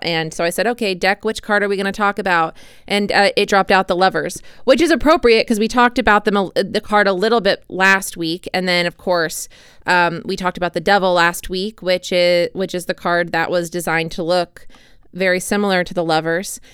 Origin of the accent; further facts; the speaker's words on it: United States; as an American citizen